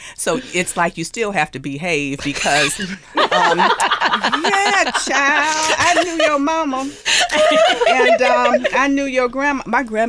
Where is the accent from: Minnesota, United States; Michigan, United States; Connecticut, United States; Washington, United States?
Michigan, United States; Detroit; also born or lived in Rosebud, Alabama; I'm from the Detroit area, right, northwest suburb of Detroit.